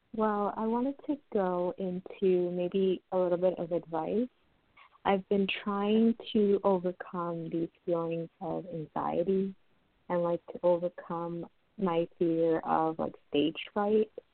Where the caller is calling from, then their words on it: New York, United States; I'm calling from New York